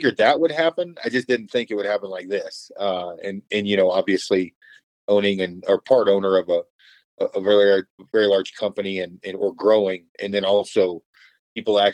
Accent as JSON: {"language": "English", "region": "Oregon", "country": "United States", "said": "I'm actually from Oregon originally, in a small logging community"}